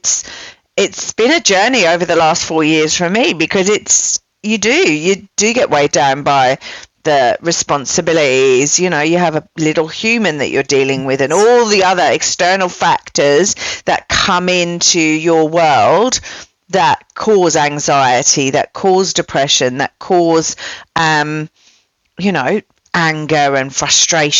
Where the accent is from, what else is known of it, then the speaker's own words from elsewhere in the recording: England, United Kingdom; now in Melbourne, Australia; I'm English